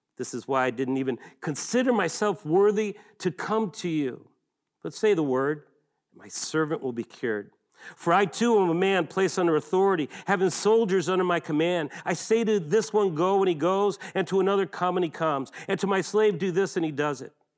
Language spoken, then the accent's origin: English; Buffalo, New York, United States; I grew up in Western New York, uh, Buffalo, the Niagara River, and the famous Niagara Falls